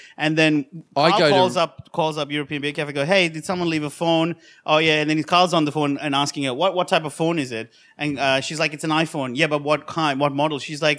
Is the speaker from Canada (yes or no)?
no; Australia; I'm Aussie as.